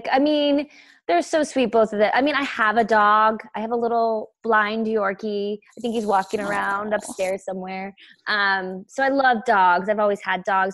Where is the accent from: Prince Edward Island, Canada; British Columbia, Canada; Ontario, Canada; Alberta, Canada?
British Columbia, Canada; Vancouver; I grew up in Vancouver